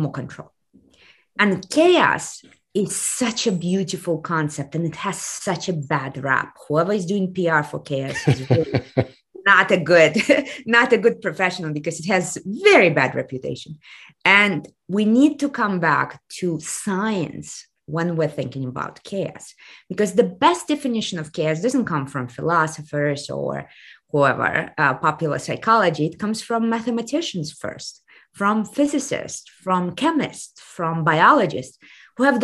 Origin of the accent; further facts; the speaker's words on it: Kazakhstan; moved away; I come from the Soviet Union, which has collapsed exactly 30 years ago last year. And right now we are in day three of revolution in my home country of Kazakhstan.